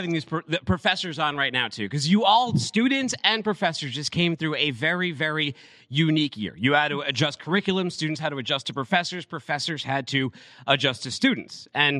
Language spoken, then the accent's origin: English; Massachusetts, United States; born or raised there